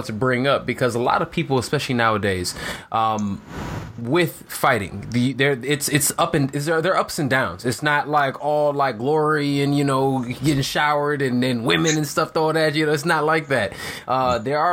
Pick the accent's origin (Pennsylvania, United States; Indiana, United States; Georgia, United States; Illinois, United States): Illinois, United States; Chicago; I'm from Chicago